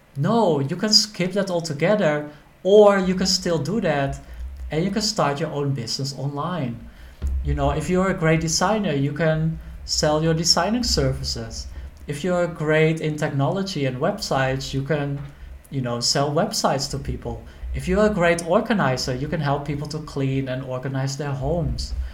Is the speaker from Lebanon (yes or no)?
no; Netherlands; moved away as an adult; also born or lived in Thailand; I'm from the Netherlands